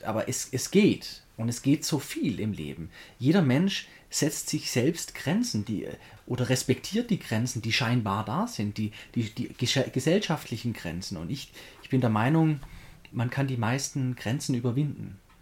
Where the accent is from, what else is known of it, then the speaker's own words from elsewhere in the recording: Göppingen, Baden-Württemberg, Germany; in Göppingen, da wo ich herkomme. Und das sind so alle meine Schulfreunde